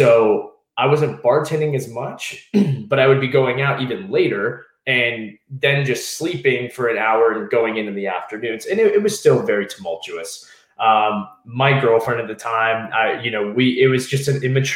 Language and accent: English; Southeast Virginia, United States; moved away as an adult; also born or lived in Washington, D.C.; I was from Southeast Virginia.